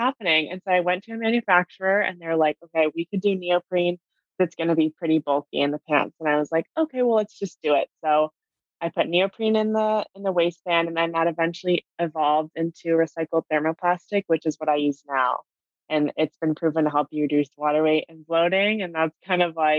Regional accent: California, United States; I grew up in California

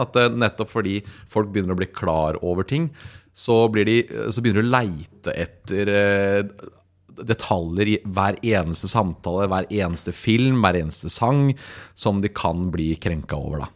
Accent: Lier, Buskerud, Norway; jeg kommer fra Lier

